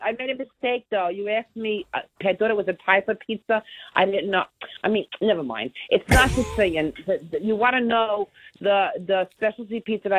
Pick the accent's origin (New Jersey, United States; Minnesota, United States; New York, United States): New Jersey, United States; Hoboken; I'm from Hoboken, New Jersey.